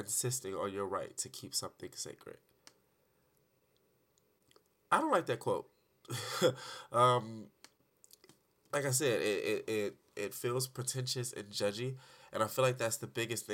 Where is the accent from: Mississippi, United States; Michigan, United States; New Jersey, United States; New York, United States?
Michigan, United States; Detroit; now in Arizona, United States; I'm an artist from Detroit